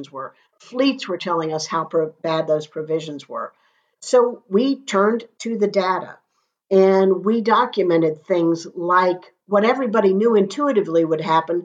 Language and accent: English; Florida, United States; I'm a Florida girl, born and raised in Florida